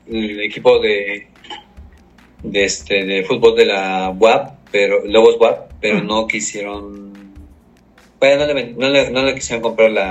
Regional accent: Puebla, Mexico; yo soy poblano

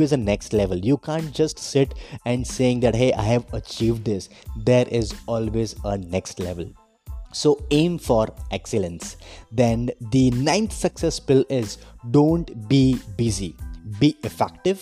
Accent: Vadodara, Gujarat, India; I am from Vadodara, Gujarat

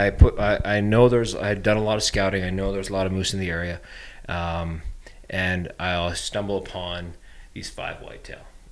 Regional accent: Bow Valley, Alberta, Canada; growing up in the Bow Valley

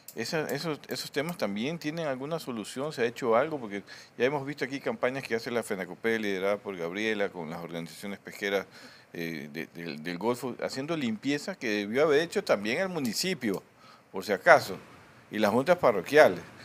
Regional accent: Guayaquil, Guayas, Ecuador; como guayaquileños

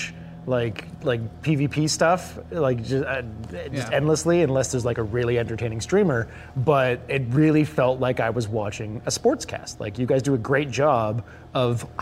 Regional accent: Vancouver, British Columbia, Canada; Vancouver, local

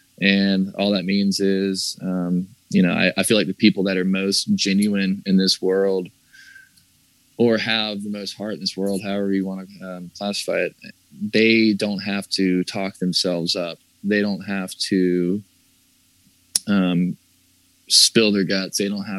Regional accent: the South, United States; That's kind of about growing up in the South and, you know, growing up and like, you know, like hearing that whole thing, like sweet little country boy kind of stuff.

